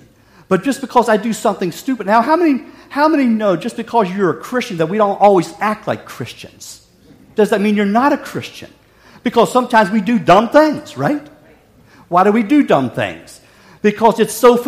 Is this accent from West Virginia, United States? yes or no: yes; West Virginia, United States; Growing up in West Virginia